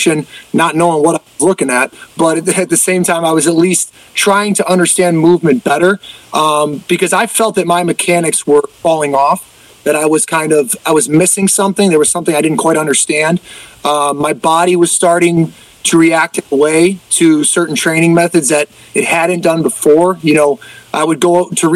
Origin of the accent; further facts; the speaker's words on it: Cleveland, Ohio, United States; moved away as an adult; also born or lived in Iowa; born and raised in Cleveland